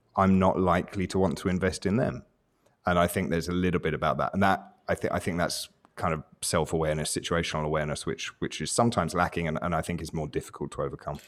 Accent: England, United Kingdom; I'm, I'm English

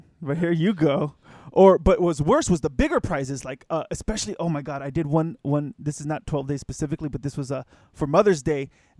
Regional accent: United States; as an American

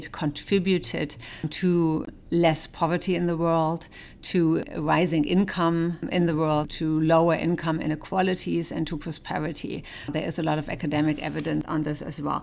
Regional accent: Germany; I was born in West Germany

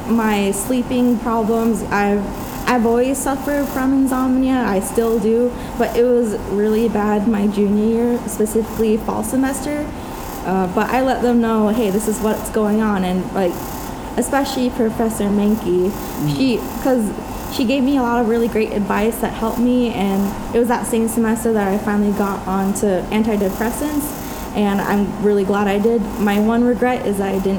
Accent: Los Angeles, California, United States; now in Merced, United States; my hometown of Los Angeles

